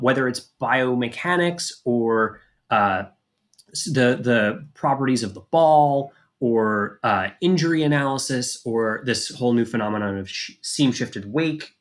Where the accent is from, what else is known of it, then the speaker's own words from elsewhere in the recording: Philadelphia, Pennsylvania, United States; I grew up in the Philadelphia area